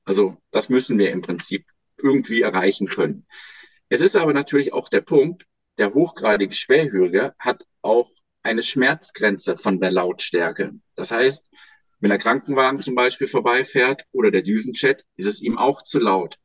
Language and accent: German; Germany; now in Lüneburg, Germany; Am Bodensee, wo ich herkomme